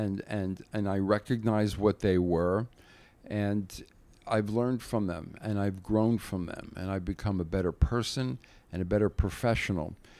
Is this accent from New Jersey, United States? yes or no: yes; New Jersey, United States; I grew up in Jersey, about forty-five minutes from Manhattan